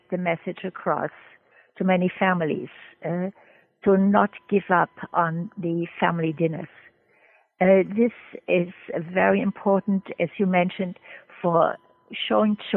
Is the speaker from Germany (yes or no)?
yes; Germany; moved away as an adult; also born or lived in Trinidad; now in United States; I'm originally from Germany